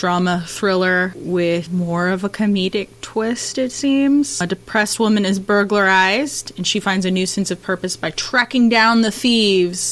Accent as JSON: {"language": "English", "region": "Texas", "country": "United States", "said": "I'm from Texas"}